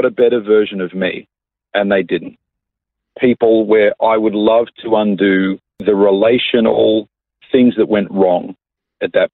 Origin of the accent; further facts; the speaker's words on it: Coffs Harbour, New South Wales, Australia; moved away as an adult; also born or lived in Sydney; now in Melbourne, Australia; I was born and raised in Coffs Harbour. I lived there till I was about 19 years